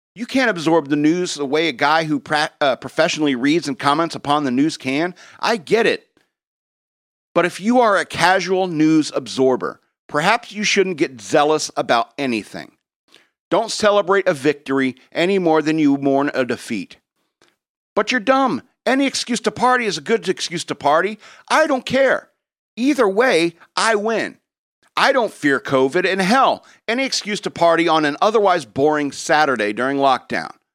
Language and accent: English; Connecticut, United States; I was born in Connecticut